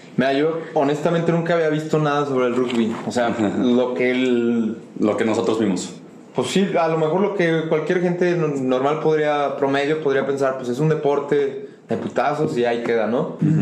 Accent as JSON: {"language": "Spanish", "country": "Mexico"}